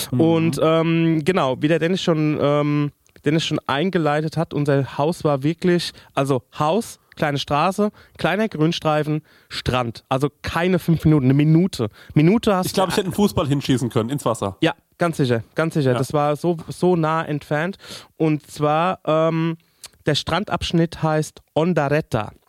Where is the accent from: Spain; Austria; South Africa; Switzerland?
Spain; Also ich bin ja in Spanien de facto aufgewachsen.